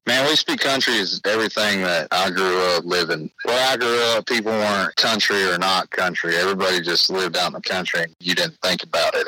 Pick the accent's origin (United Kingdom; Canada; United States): United States; Oklahoma; I'm really from Oklahoma